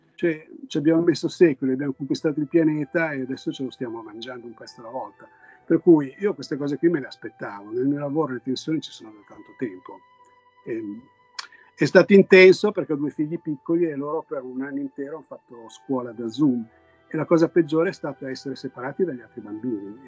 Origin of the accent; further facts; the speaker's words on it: Italy; now in Los Angeles, United States